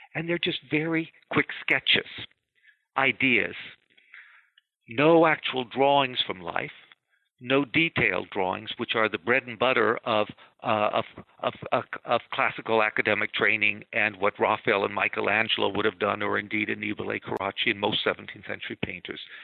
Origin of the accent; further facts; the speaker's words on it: California, United States; now in East Coast, United States; a Californian who has now lived on the East Coast for 45 years, and I still think of myself as a Californian